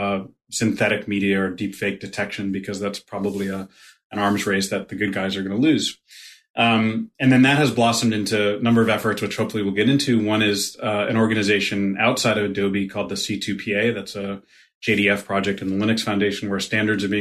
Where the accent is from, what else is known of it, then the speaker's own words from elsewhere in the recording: Connecticut, United States; accent: Brooklyn; now in Brooklyn, United States; I consider myself a New Yorker. Yeah, I grew up in Connecticut. I've lived all over the place, but I've been in Brooklyn for 20 plus years